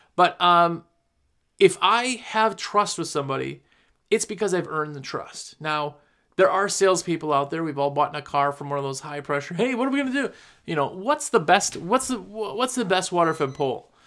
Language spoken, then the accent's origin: English; Wisconsin, United States; moved away as an adult; now in North Carolina, United States; I'm from Wisconsin originally. I moved to North Carolina just a couple years ago.